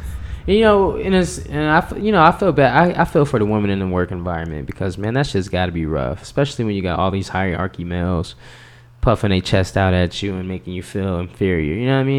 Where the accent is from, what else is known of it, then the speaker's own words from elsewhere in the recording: Denver, Colorado, United States; I'm from Denver, you know.